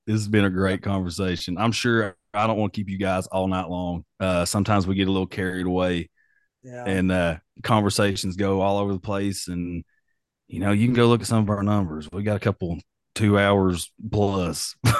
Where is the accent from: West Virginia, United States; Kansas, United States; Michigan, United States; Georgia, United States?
West Virginia, United States; Oh, I'm down. I was born in West Virginia. I'm down. I'm always a West Virginian